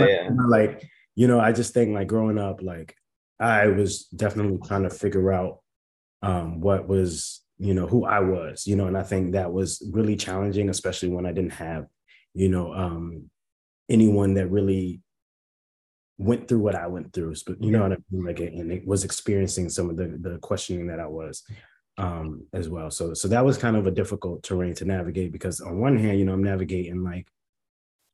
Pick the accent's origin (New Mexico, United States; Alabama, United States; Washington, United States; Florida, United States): Florida, United States; Fort Lauderdale; born in Fort Lauderdale, Florida, born and raised in Broward County.